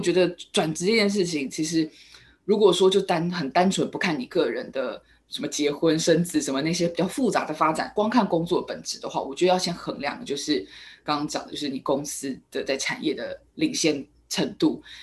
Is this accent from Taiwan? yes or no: yes; Taiwan; 我们台湾这边